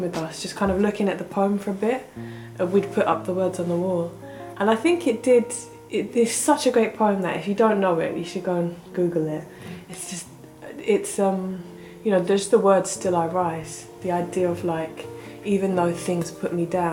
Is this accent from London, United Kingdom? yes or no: yes; London, United Kingdom; also born or lived in Enfield / Ethiopia; came back to South London and grew up for most of the time there.